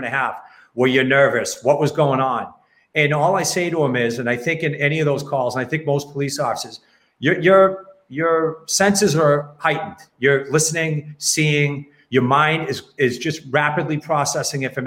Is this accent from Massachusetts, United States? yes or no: yes; Westborough, Massachusetts, United States; I grew up in Westboro. I worked there my whole career.